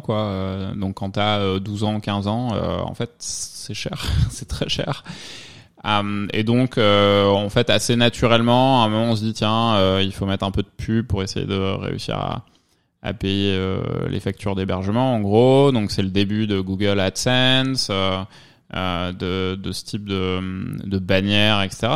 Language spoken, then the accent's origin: French; Provence-Alpes-Côte d'Azur, France; moved away as an adult; also born or lived in Normandy / Lyon / Paris; now in New York, United States; Je suis né en Normandie, j'ai vécu en Provence et, puis après mes études à Lyon